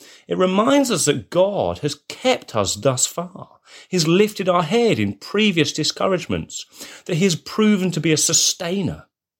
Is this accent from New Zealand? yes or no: no; England, United Kingdom; As an Englishman